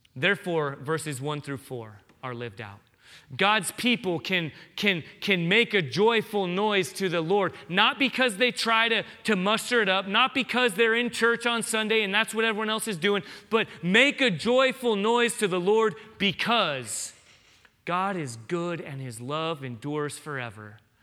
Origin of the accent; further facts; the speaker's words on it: San Diego, California, United States; now in Tucson, United States; I grew up in San Diego